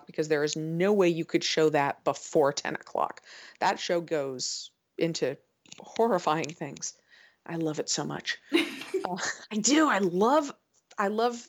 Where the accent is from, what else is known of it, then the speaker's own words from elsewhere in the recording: United States; I'm an American